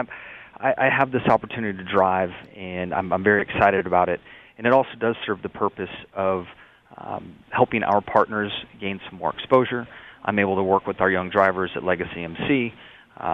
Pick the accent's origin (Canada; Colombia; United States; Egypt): United States; San Diego, California; I had very humble beginnings growing up in the San Diego area, with my mom as a school bus driver and my dad as a heavy equipment operator.